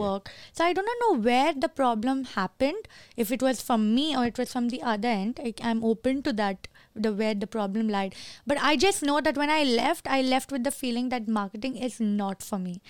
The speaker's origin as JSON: {"language": "English", "country": "Kuwait", "tie": "born or raised there", "moved": "yes", "said": "I'm born and raised in Kuwait"}